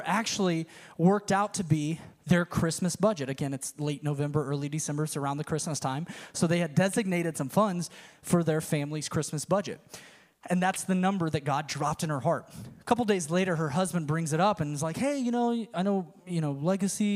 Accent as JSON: {"language": "English", "country": "United States", "tie": "born or raised there", "also_born_or_lived": "Tennessee", "moved": "yes", "said": "I grew up in the Panhandle"}